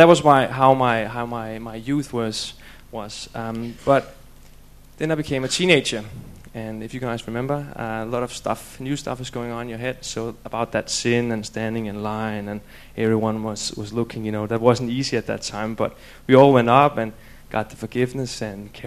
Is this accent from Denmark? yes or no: yes; Denmark; moved away; I'm from Denmark